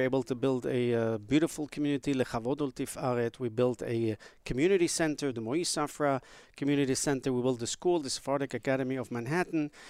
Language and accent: English; Beirut, Beirut Governorate, Lebanon; now in United States; I was born in Beirut, Lebanon